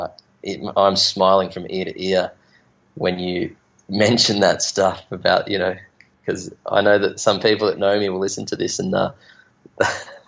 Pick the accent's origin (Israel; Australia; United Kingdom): Australia; Bendigo, Victoria; now in Margaret River, Australia; I grew up in Bendigo